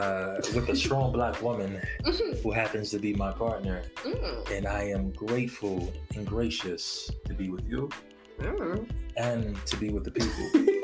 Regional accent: North New Jersey, United States; I am born and raised in North New Jersey.

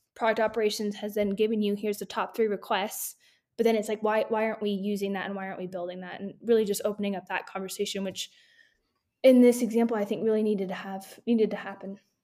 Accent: California, United States; moved away as an adult; now in Denver, United States; I'm originally from California, just moved to Denver, Colorado

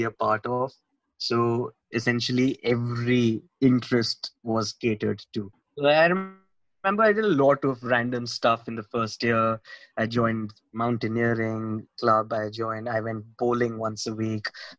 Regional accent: Mumbai, Maharashtra, India; moved away as an adult; also born or lived in London; I'm born and brought up in Mumbai

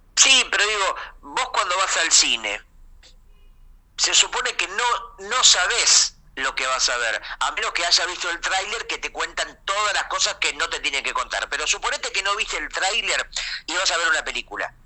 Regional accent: Argentina; siendo argentino

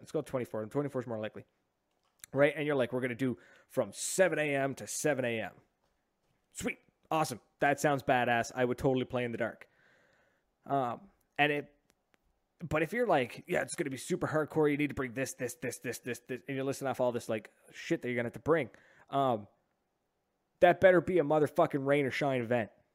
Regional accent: Oromocto, New Brunswick, Canada; growing up in Ormucto

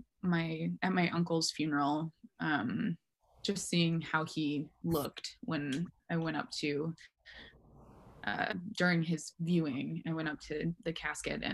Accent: Mora, Minnesota, United States; moved away as an adult; now in Portland, United States; I grew up in Minnesota

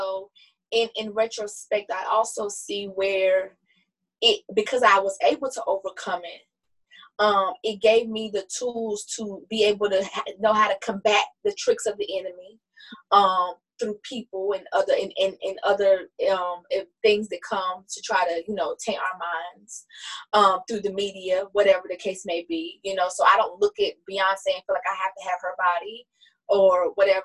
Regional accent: the South, United States; growing up in the South, you know, as a black person

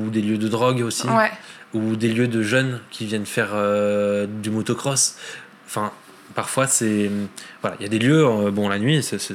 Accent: Lebanon; parce que je suis libanais

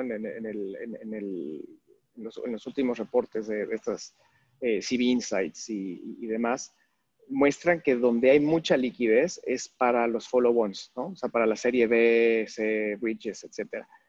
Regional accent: Mexico; soy mexicano, ¿no? Y me, me, me, encanta, mi país

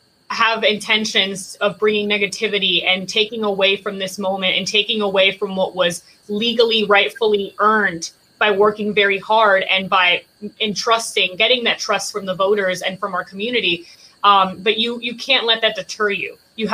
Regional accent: Puerto Rico; now in Palm Springs, United States; When we moved from Puerto Rico, I've lived in Palm Springs for 20 years. I went to 3 schools within the Palm Springs Green Acres area.

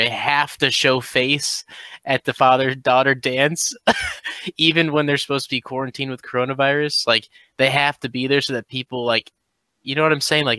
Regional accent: St. Louis, Missouri, United States; I'm from St. Louis too

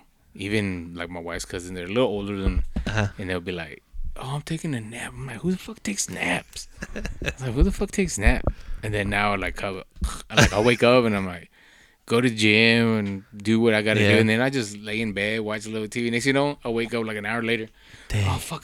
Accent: Texas, United States; I'm like, I don't worry about none. I'm from West Texas.

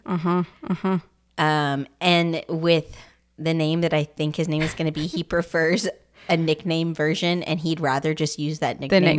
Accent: Louisiana, United States; we're from Louisiana.

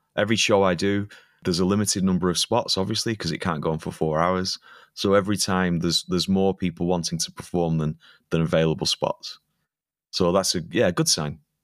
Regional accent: Preston, North West England, United Kingdom; moved away as an adult; now in Munich, Germany; where I'm from, Preston is my hometown

